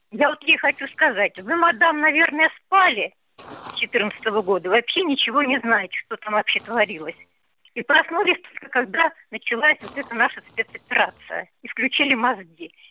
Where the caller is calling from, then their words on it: Kemerovo, Kemerovo Oblast, Russia; А, я звоню из Кемерово.